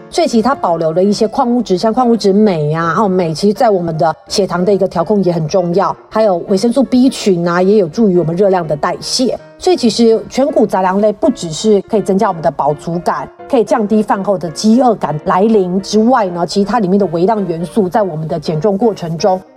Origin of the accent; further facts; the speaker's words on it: Taiwan; 我们台湾人其实是比较习惯比较偏日式的面包